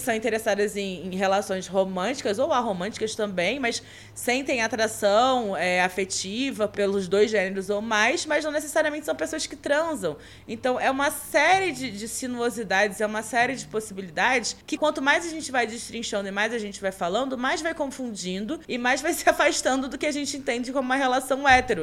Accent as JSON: {"language": "Portuguese", "region": "Rio de Janeiro", "country": "Brazil", "moved": "as an adult", "lives_now": "São Paulo, Brazil", "said": "eu sou carioca, sou humorista, moro em São Paulo há mais ou menos, vai fazer quatro anos esse ano"}